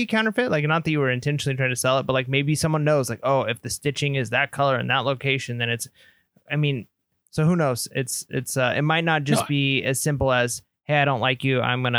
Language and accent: English; California, United States; now in Texas, United States; I'm a Californian moving to Texas.